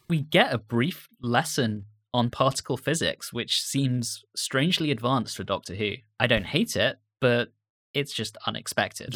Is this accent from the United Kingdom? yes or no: yes; United Kingdom; growing up in Britain